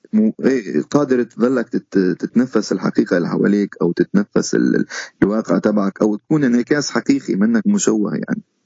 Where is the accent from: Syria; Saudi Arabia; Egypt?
Syria; moved away as an adult; also born or lived in Istanbul, Turkey; now in Canada; تبعنا كسوريين